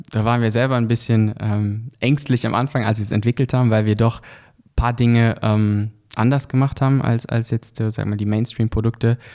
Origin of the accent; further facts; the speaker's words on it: Lörrach, Baden-Württemberg, Germany; weil einfach wir kommen aus Deutschland, aus, aus Lörrach, das ist in der Nähe von, von, von Basel